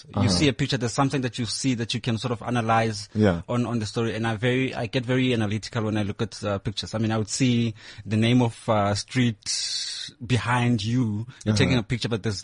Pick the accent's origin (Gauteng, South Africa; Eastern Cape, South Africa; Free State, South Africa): Free State, South Africa; Heilbron; now in Johannesburg, South Africa; Home is Free State. There's a little dorpy there called Heilbronn